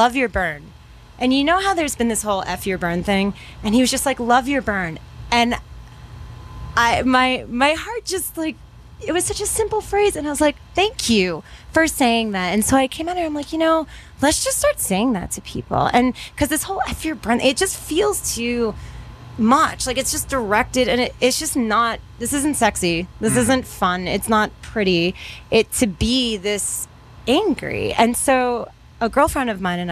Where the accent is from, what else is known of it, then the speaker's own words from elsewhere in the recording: Taos, New Mexico, United States; I'm from Taos